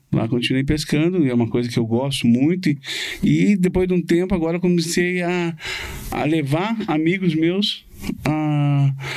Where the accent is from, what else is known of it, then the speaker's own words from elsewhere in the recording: Curitiba, Paraná, Brazil; moved away as an adult; also born or lived in Florida, United States; nascido e criado aqui